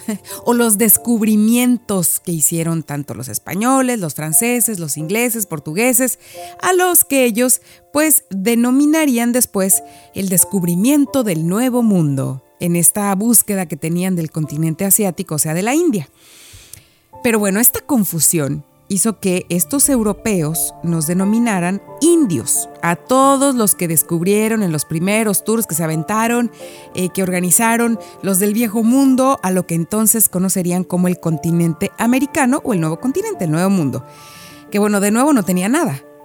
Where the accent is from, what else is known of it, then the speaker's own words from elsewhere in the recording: Mexico; moved away as an adult; now in Quebec, Canada; yo soy mexicana